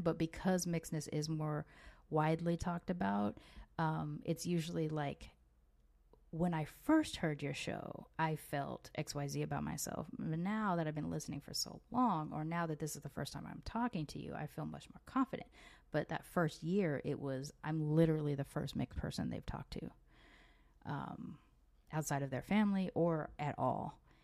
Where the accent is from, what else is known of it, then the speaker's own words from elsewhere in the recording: United States; moved away as an adult; now in Mexico; while I was born in America, I don't feel like I move with an American identity